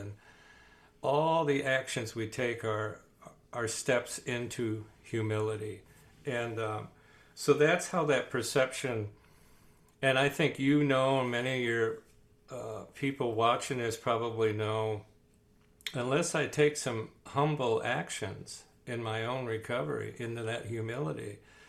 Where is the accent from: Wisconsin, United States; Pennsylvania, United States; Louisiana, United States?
Wisconsin, United States; born there; I'm going to use an expression which is going to give away the fact that I'm old and I was born in Wisconsin, but holy cow.